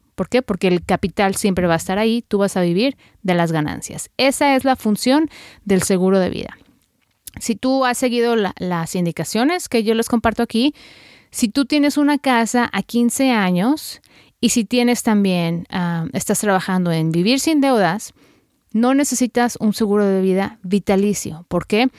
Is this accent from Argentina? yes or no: no; Guadalajara, Jalisco, Mexico; moved away; las dos somos tapatías